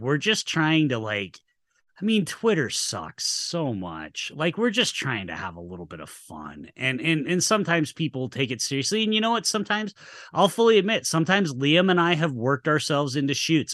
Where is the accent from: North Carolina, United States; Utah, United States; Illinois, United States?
Utah, United States; also born or lived in Atlanta; I've been in Utah my whole life.